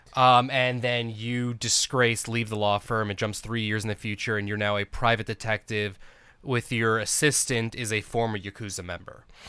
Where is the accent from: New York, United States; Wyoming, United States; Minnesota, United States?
New York, United States; now in Arizona, United States; I'm actually from New York originally, but I've been in Arizona so long that I may as well be an Arizona native